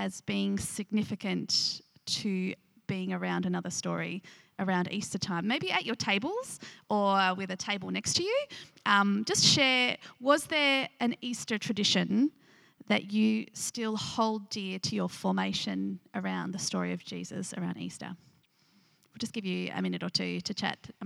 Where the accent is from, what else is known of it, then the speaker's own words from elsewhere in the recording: Nunawading, Victoria, Australia; I grew up around the Seventh-day Adventist school in Nunawading